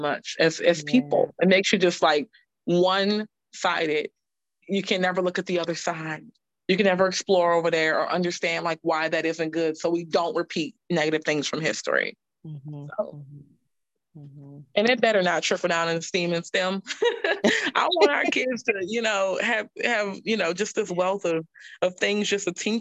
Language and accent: English; New Orleans, Louisiana, United States; now in Charlotte, United States; we started reading novels in like 7th grade when I grew up in Louisiana